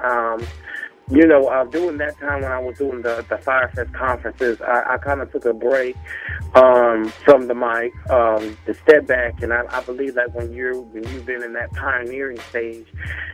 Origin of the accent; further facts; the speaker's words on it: Myrtle Beach, South Carolina, United States; moved away; also born or lived in Nashville, Tennessee; hailing from the Myrtle Beach, South Carolina area